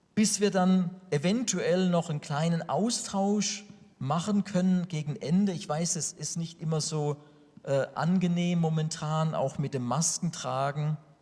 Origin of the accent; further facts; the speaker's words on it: Sinsheim, Baden-Württemberg, Germany; Ich komme aus der Gemeinde Gottes in Sinsheim